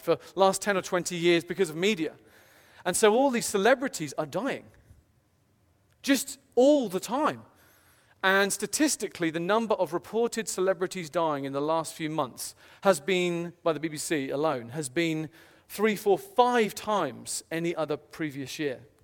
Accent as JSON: {"language": "English", "country": "United Kingdom", "said": "I'm British personally"}